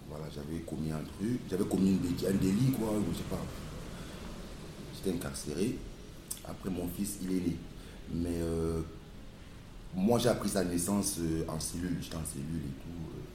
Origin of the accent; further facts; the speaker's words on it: Cameroon; born there; Euh, déjà, dû le passer au Cameroun, quoi, dans mon pays natal.